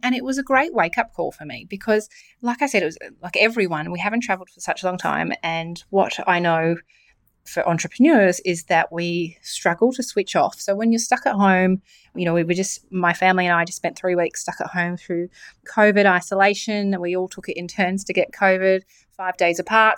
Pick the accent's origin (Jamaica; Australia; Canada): Australia; New South Wales; I'm from New South Wales